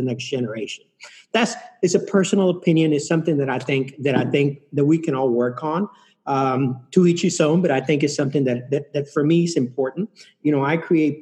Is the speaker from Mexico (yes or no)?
yes; Mexico City, Mexico; now in United States; I'm from Mexico City. I travel a lot to Mexico City.